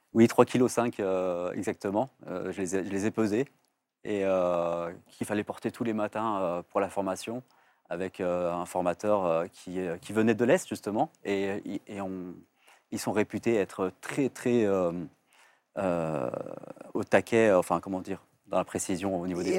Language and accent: French; Vénissieux, Auvergne-Rhône-Alpes, France; j'ai grandi au Minguette et, en fait, ça a été une richesse incroyable parce qu'en fait, euh, c'est à Vénissieux, la banlieue lyonnaise